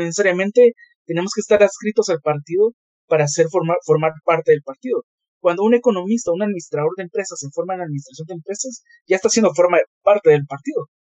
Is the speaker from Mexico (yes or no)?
no; Guatemala; nosotros somos de Guatemala